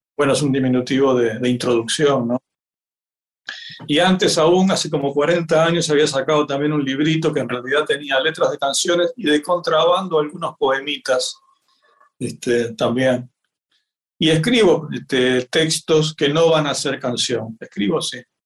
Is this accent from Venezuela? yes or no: no; Uruguay; yo nací acá en el Uruguay